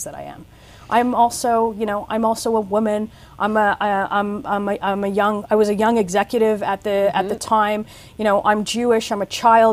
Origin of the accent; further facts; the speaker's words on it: Toronto, Ontario, Canada; I grew up in Toronto